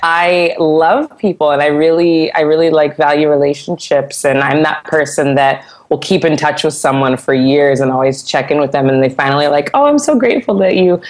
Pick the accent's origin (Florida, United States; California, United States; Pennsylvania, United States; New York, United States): California, United States; Santa Barbara; I grew up singing in church in Santa Barbara